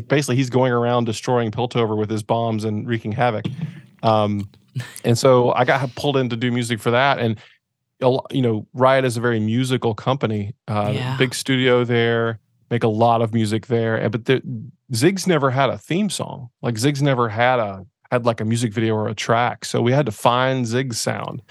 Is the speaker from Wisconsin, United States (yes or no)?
no; east of Charlotte, rural North Carolina, United States; moved away as an adult; also born or lived in Asheville, North Carolina; now in California, United States; I grew up in rural North Carolina, east of Charlotte, like about an hour